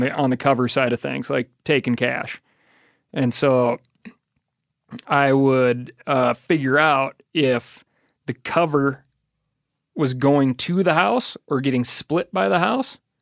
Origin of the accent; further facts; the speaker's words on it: Missoula, Montana, United States; But growing up in Missoula, there's always a lot of music around.